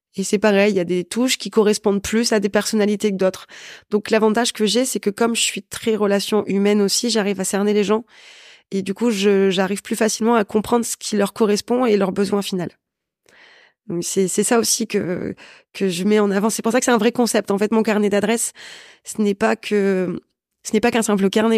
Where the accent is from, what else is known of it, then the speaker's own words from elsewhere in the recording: Valenciennes, Hauts-de-France, France; je viens de Valenciennes, donc c'est encore plus petit